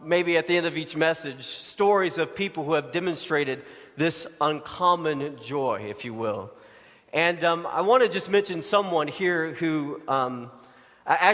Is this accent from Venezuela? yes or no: no; Arkansas, United States; moved away; I grew up in Arkansas